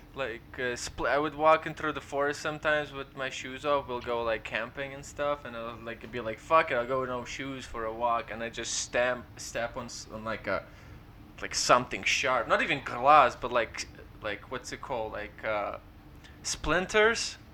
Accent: Ukraine; English is a second language; now in London, Canada; we're Ukrainian

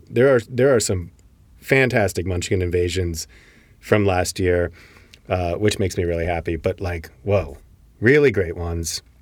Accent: Connecticut, United States; And then they played in New Haven, which is close to my hometown, uh, on some tennis courts

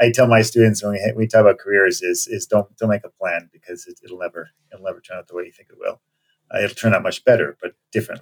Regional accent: Canada; moved away as an adult; also born or lived in Montreal / New York; now in United States; I was born in Montreal, and I grew up in Canada, but left after college.

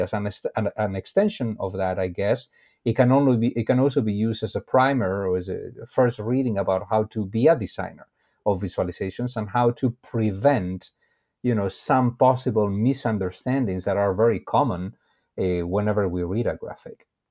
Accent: Spain; moved away as an adult; also born or lived in Brazil; now in United States; I am originally from Spain

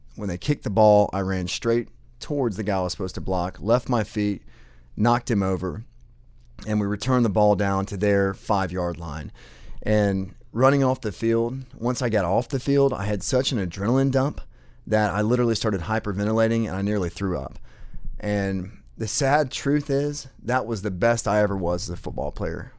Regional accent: Atlanta, Georgia, United States; I was born in Atlanta, Georgia, raised in a great family

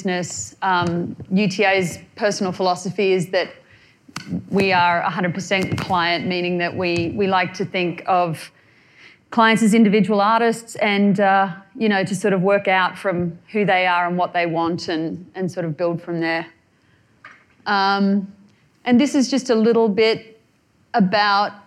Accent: New South Wales, Australia; moved away as an adult; now in Los Angeles, United States; I come from Australia

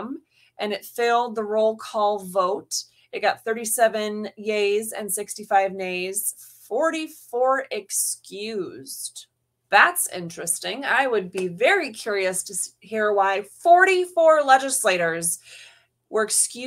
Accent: Florida, United States; also born or lived in Upper Peninsula, Michigan; I was born in the UP. I am a Michigander by blood. My grandma and my mom were all born in the same community as me. And Michigan is always going to be a part of me. But when my parents got divorced, I grew up in Florida

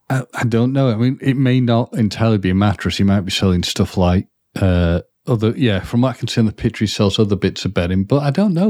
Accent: Wales, United Kingdom; as a Welsh person

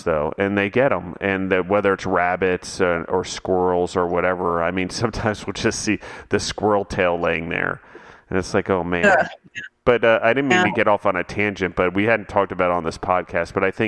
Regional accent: Maryland, United States; now in Colorado, United States; when I grew up in Maryland and the farm

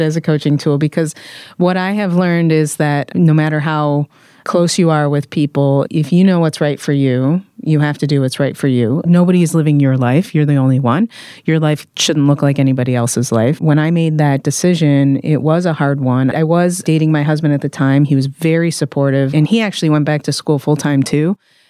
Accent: Midwest, United States; Like I said, I'm from the Midwest, so you don't do that, actually.

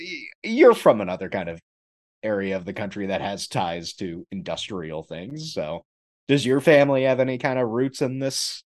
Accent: Canton, Ohio, United States; also born or lived in Texas; Though I was born in Texas, my earliest memories and most of my happiest childhood memories were from Maslin in Canton, Ohio.

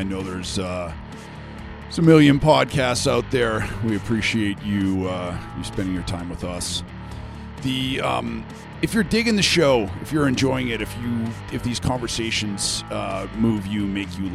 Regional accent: Canada; I'm Canadian

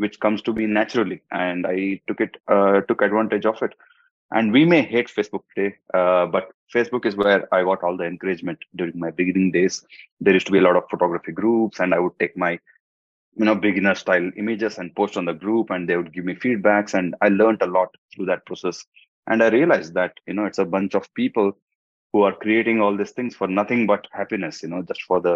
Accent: India; first language Hindi; English is a second language; now in Dubai, United Arab Emirates; I come from India, and in Dubai

